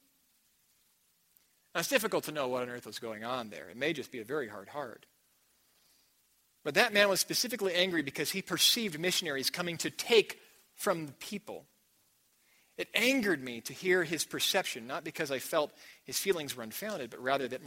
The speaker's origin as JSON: {"language": "English", "country": "United States", "also_born_or_lived": "New Mexico", "said": "I'm from America"}